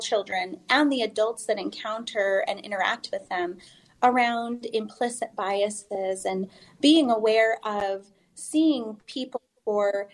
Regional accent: Utah, United States; I grew up here in Utah

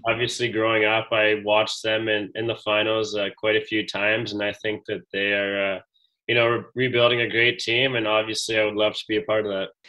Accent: Edmonton, Alberta, Canada; growing up in Edmonton, I got a chance to watch uh, the Oil Kings

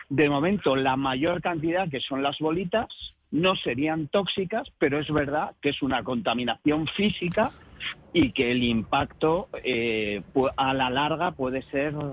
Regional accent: Galicia, Spain; y todos tienen razón y ninguno tenemos razón, como buenos gallegos, ¿no?

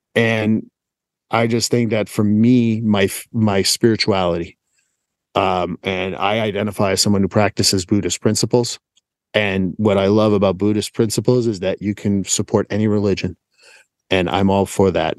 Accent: Montreal, Quebec, Canada; moved away as an adult; born and raised in Montreal

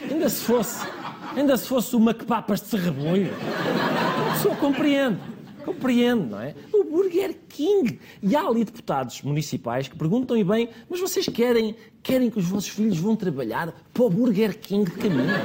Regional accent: Lisbon, Portugal; born there; Aliás, eu disse, sou tanto de caminha como o antigo presidente de caminha, porque nascemos os dois em Lisboa.

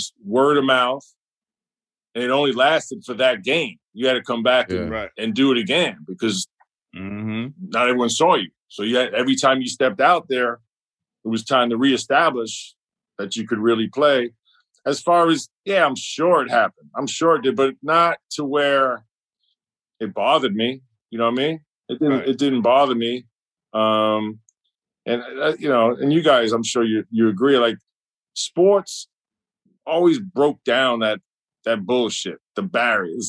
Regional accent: New York City, New York, United States; moved away as an adult; growing up in Brooklyn and New York

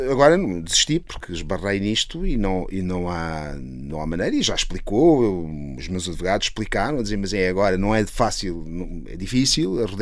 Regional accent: Italy; bom, eu sou italiano, uh, na verdade.

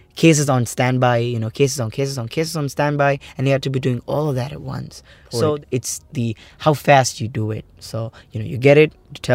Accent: Kerala, India; now in Sharjah, United Arab Emirates; I come from India, Kerala.

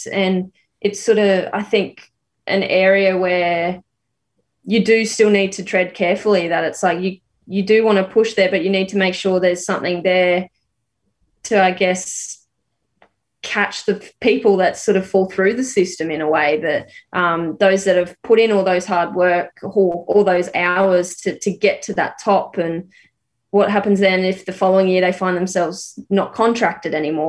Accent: Rockhampton, Queensland, Australia; also born or lived in Brisbane; growing up in Rocky in a regional area

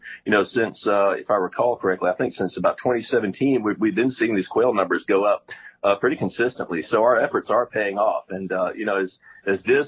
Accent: South Carolina, United States; I grew up here in South Carolina

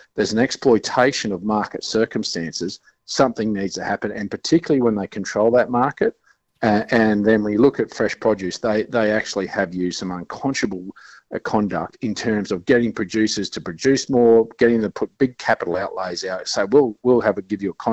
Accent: Chinchilla, Queensland, Australia; I'm from Chinchilla. I used to pick watermelons and rock melons.

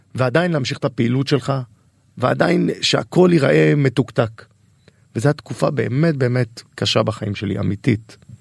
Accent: Tel Aviv-Yafo, Tel Aviv District, Israel; אני גדלתי ביפו. אני גדלתי ביפו

